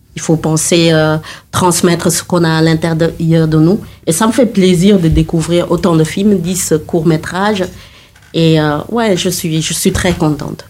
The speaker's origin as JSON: {"language": "French", "country": "Senegal", "said": "je viens du Sénégal"}